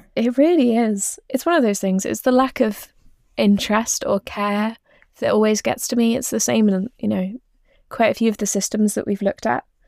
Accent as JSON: {"language": "English", "area": "East Anglia", "region": "East of England", "country": "United Kingdom", "tie": "born or raised there", "said": "I grew up in East Anglia"}